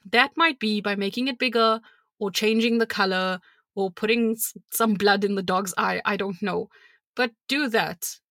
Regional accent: South Africa; I'm South African

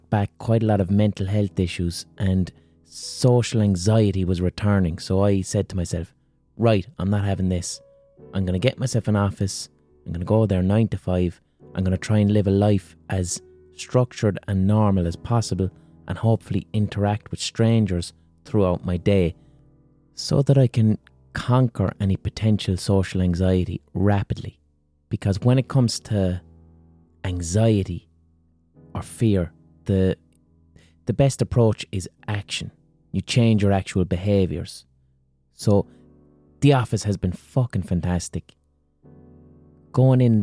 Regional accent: Ireland

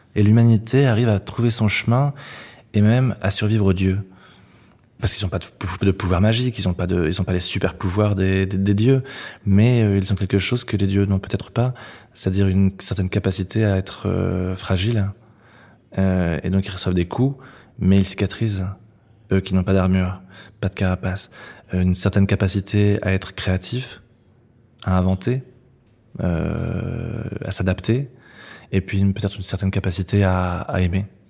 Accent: Yvetot, Normandy, France; J'ai grandi à Ifto, à 30 km de Rouen

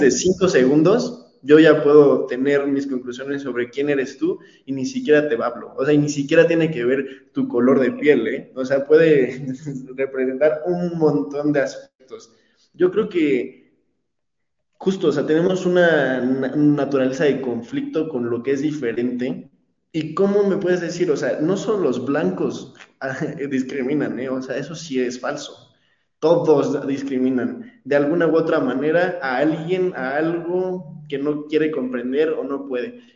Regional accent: Mexico; soy mexicano

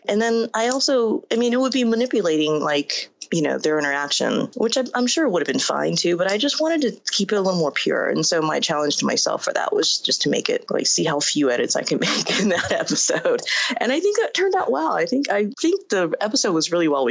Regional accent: Inglewood, California, United States; also born or lived in Asia / Ladera Heights; when my family and I immigrated here from Asia, we settled in Ladera, and I went to school in Inglewood

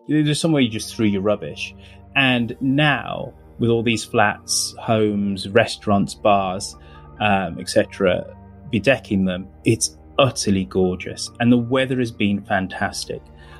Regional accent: Birmingham, West Midlands, United Kingdom; I'm incredibly proud of my hometown. And I think it's one of the gems of England.

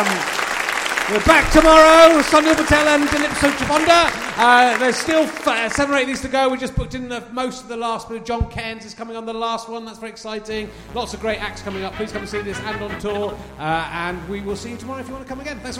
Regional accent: Scotland, United Kingdom; I will be coming to Scotland, which I love, and is my hometown.

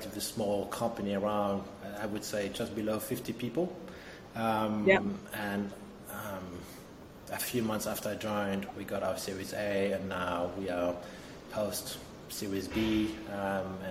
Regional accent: France; also born or lived in Denmark; now in Berlin, Germany; I'm originally from Denmark, grew up in France

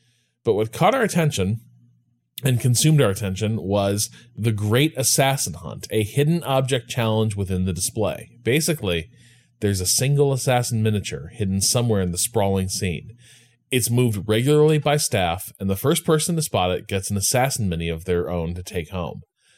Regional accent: Chicago, Illinois, United States; born or raised there

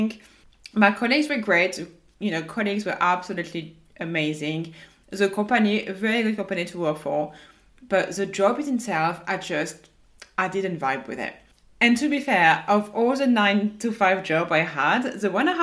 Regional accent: France; accent: French; my French accent

